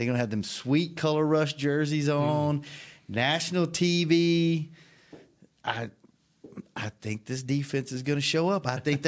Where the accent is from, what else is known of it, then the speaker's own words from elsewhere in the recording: Louisiana, United States; because I'm from Louisiana.